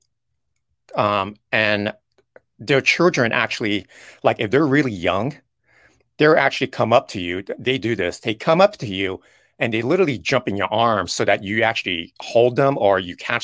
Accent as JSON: {"language": "English", "country": "United States", "said": "even though I'm Chinese, but yet when I go to China, they know I'm an American"}